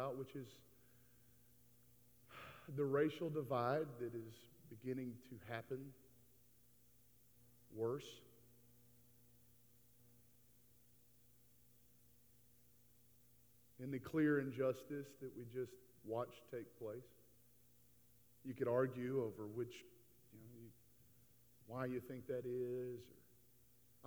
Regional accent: East Texas, United States; moved away; I was born in East Texas

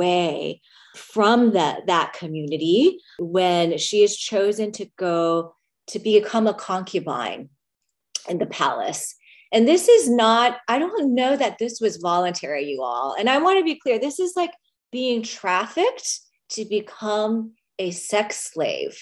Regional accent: United States; to be an Asian American woman

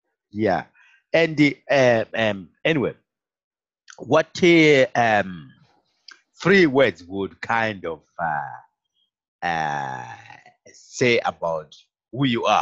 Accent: Zimbabwe; moved away; I come from Africa, you know, and you know, well, it's not as hot as it is like in Kenya, but Zimbabwe, we have

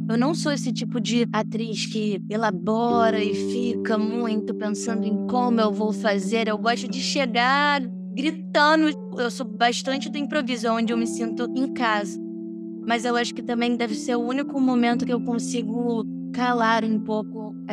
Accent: France; born there; Eu nasci na França e vim direto para o colégio francês.

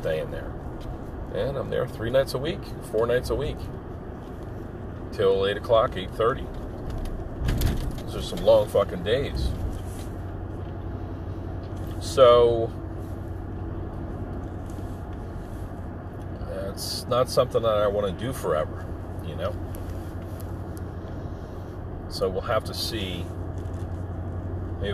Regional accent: United States

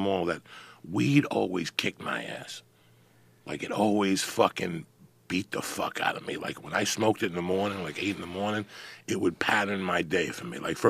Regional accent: New Jersey, United States; I'm from Jersey.

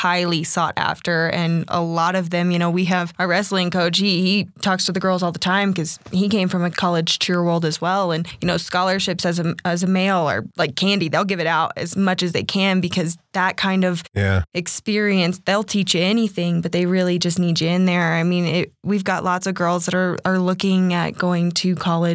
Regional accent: Texas, United States; now in Colorado, United States; I'm actually from Texas originally.

